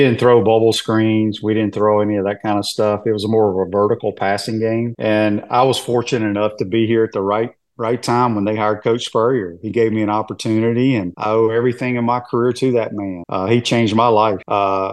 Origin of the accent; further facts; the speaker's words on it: Cleveland, Mississippi, United States; moved away; where I grew up in Mississippi, up in North Mississippi, up in Cleveland